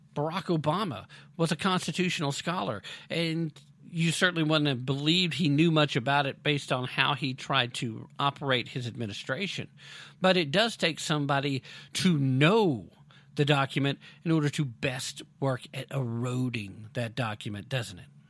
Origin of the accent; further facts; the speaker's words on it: United States; I'm from America